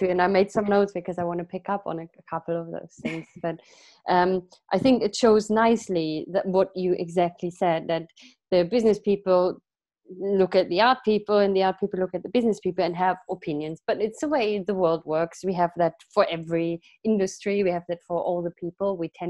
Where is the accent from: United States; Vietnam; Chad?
Vietnam; now in England, United Kingdom; i'm originally from vietnam